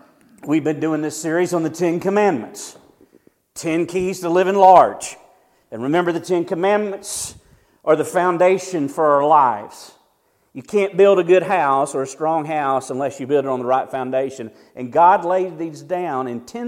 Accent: near Sandy Springs, Georgia, United States; now in Ash Flat, United States; as a little kid, we had a McDonald's that was like 30 minutes away. It was in Sandy Springs

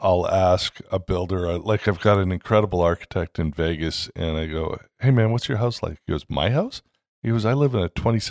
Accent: Canada; now in United States; everybody knows at this point that I came from Canada 20 years ago and we love living in the States.

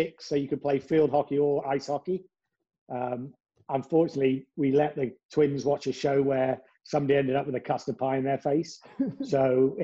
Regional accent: Cambridge, East of England, United Kingdom; I'm from England, Cambridge, the land of bicycling.

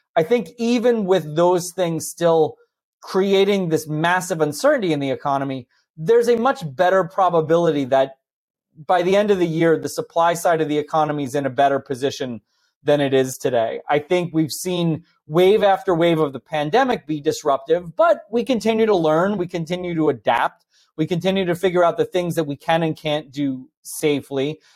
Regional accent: New Jersey, United States; I grew up in New Jersey in the, almost literally in the shadow of Manhattan

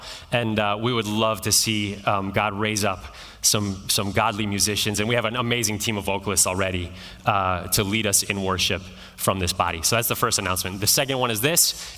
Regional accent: East Coast, United States; also born or lived in Midwest; now in California, United States; And many of you know I grew up on the East Coast and in the Midwest.

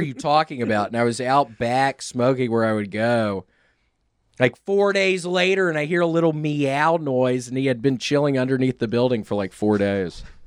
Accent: Memphis, Tennessee, United States; moved away as an adult; also born or lived in New York; when I moved back to Memphis from New York

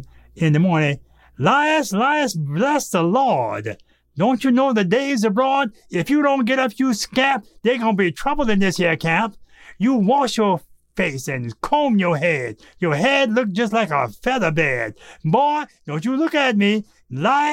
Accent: South Carolina, United States; moved away; also born or lived in Buffalo, New York; I was born in South Carolina in my grandmother's house

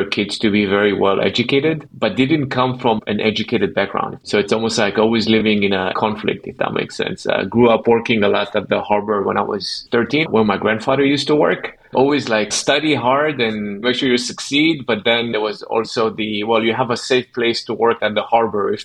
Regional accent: Ashdod, Southern District, Israel; moved away; I'm from Israel originally, and I grew up in a city called Ashdod

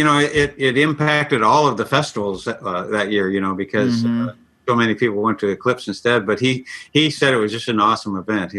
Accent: Ireland; I'm very melancholy. You know, I'm Irish.

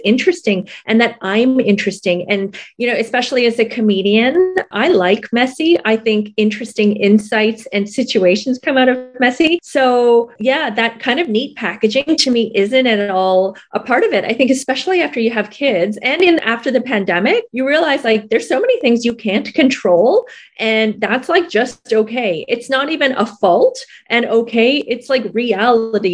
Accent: Toronto, Ontario, Canada; moved away as an adult; now in Vancouver, Canada; I was born and raised in Toronto

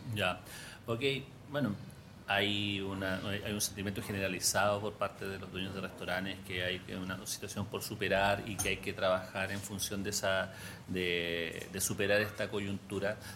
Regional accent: Chile

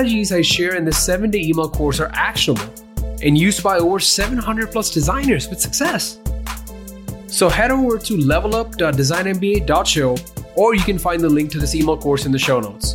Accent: Ahmedabad, Gujarat, India; I grew up in Ahmedabad

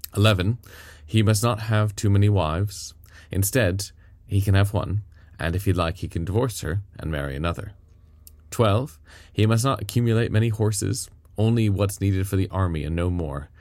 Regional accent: United States; now in United Kingdom; I'm an American by birth

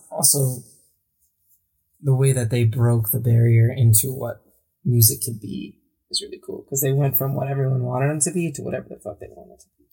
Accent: Michigan, United States; I was in Michigan

